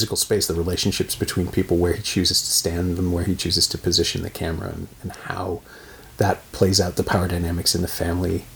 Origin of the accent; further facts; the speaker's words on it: Canada; I grew up in Canada